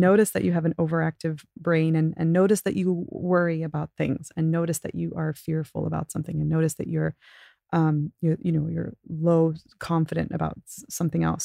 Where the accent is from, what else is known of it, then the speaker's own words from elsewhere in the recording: Abu Dhabi, United Arab Emirates; growing up in Abu Dhabi was awesome